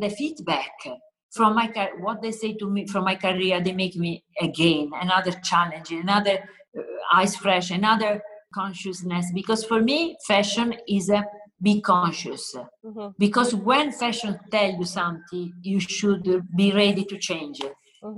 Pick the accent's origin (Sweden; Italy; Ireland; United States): Italy; Southern Italy; English is a second language; moved away; I come from South Italy, where it's typical, no, colorful, joyful.